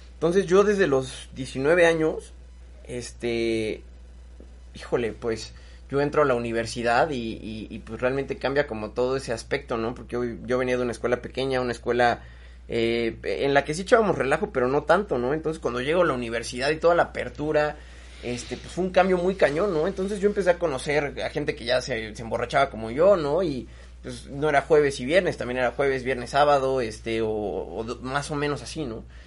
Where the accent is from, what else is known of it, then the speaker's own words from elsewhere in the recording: Mexico; soy un macho mexicano